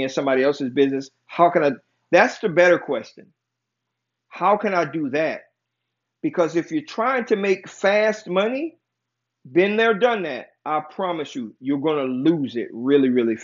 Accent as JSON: {"language": "English", "country": "United States", "tie": "born or raised there", "said": "I am from America. I was born and raised in America"}